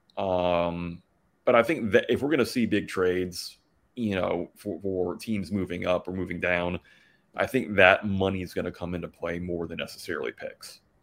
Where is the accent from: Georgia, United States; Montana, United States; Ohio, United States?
Georgia, United States; Atlanta; now in Indiana, United States; I grew up mostly in Atlanta